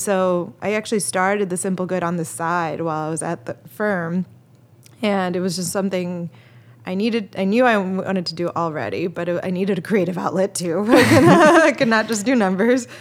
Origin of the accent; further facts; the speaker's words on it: Chicago, Illinois, United States; I'm from Chicago